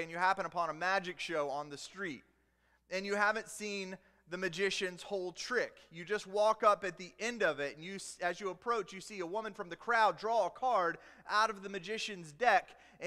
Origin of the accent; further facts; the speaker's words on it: the South, United States; I grew up in the South